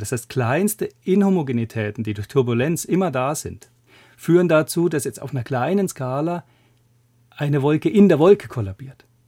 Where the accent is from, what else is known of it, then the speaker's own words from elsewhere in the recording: Würzburg, Bavaria, Germany; moved away as an adult; also born or lived in Grenoble, France / Zürich, Switzerland; now in Göttingen, Germany; Ich habe in meiner Heimatstadt Würzburg Physik studiert